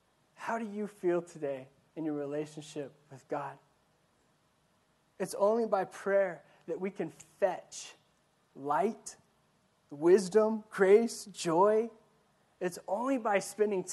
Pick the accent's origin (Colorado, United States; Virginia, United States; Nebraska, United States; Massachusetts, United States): Colorado, United States; Ordway; moved away; also born or lived in Yuma; My town, especially growing up in Ordway